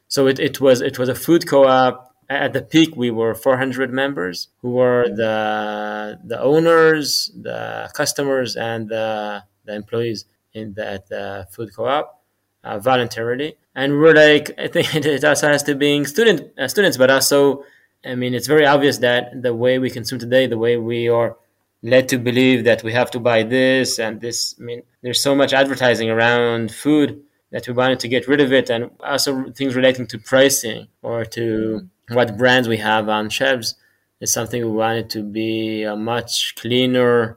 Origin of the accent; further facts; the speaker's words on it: Jerusalem, Jerusalem District, Israel; I grew up in Jerusalem, in Israel.